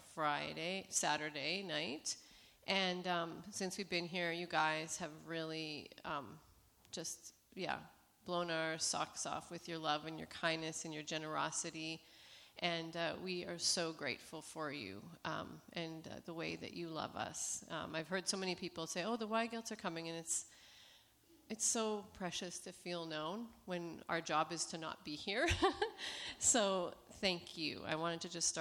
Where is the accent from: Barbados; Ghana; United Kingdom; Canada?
Canada; Saskatoon, Saskatchewan; moved away as an adult; now in Romania; I'm from Saskatoon, Saskatchewan, which is above North Dakota. We've lived in Romania for about 14 and a half years